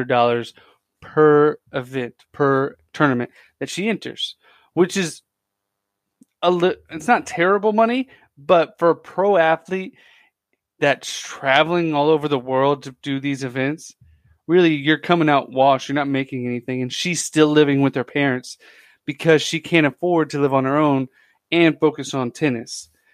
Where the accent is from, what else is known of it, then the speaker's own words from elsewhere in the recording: United States; growing up in America